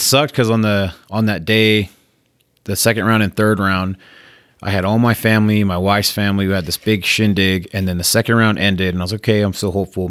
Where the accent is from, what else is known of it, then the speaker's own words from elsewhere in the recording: Spanish Fork, Utah, United States; also born or lived in San Francisco, California; We moved around the state, but I, we settled down in Spanish Fork. So I grew up there, went to high school there.